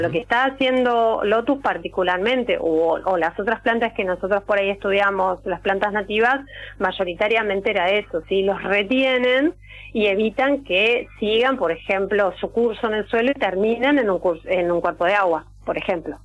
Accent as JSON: {"language": "Spanish", "town": "Lanús", "region": "Buenos Aires Province", "country": "Argentina", "also_born_or_lived": "Salado basin", "said": "yo soy de, de Lanús"}